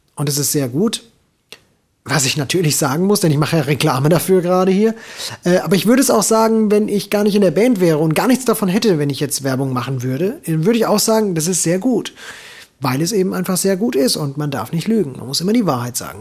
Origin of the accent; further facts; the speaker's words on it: Hesse, Germany; als Hesse